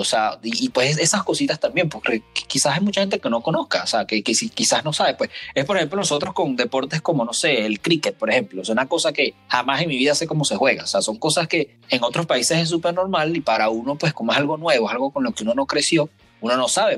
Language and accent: Spanish; Venezuela